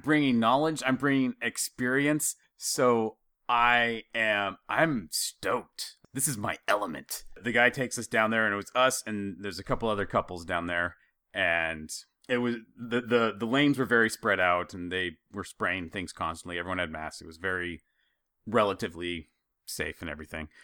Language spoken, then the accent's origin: English; Idaho, United States; growing up in Idaho